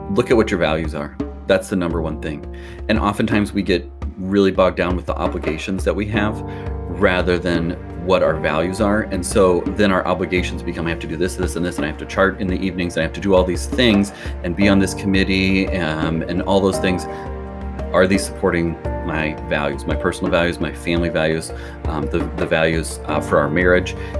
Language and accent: English; Lincoln, Nebraska, United States; also born or lived in Omaha, Nebraska; I'm from Lincoln, Nebraska, which is in the very s, middle of the country, and I grew up here